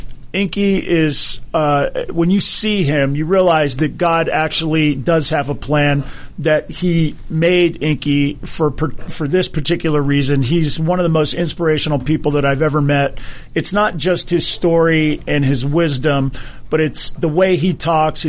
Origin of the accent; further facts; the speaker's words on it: Hawaii, United States; I grew up in Hawaii